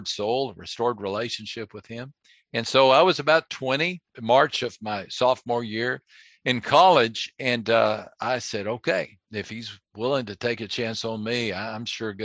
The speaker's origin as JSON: {"language": "English", "region": "West Texas", "country": "United States", "tie": "born or raised there", "lives_now": "San Antonio, United States", "said": "I grew up in West Texas"}